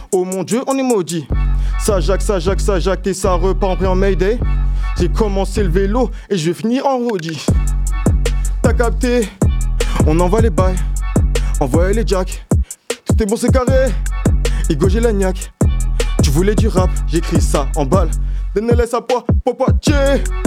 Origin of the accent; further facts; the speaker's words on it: Noisy-le-Sec, Île-de-France, France; moved away; also born or lived in Vienne (86) / Paris / Poitiers / Rennes; je viens de Noisy-le-Sec-Montreuil, 93, j'ai fait du chemin jusqu'au 86